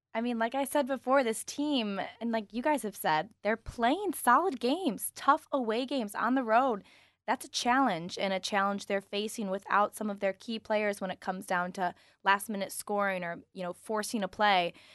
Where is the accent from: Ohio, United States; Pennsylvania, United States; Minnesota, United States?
Ohio, United States; Toledo; I'm from Ohio